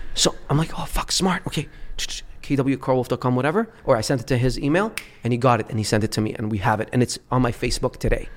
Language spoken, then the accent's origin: English; Dubai, United Arab Emirates; also born or lived in Beirut, Lebanon; I was born in Beirut, Lebanon. Left when I was three years old because of the civil war and and grew up in Dubai